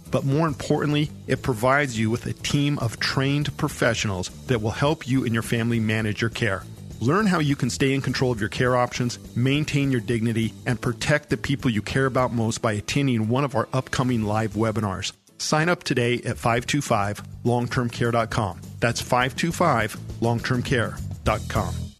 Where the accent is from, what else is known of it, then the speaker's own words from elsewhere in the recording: Monte Vista, Colorado, United States; I grew up in Monte Vista